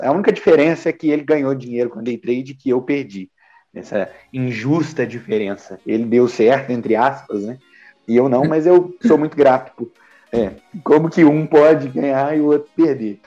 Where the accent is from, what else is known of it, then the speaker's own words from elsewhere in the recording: Minas Gerais, Brazil; eu sou de Minas Gerais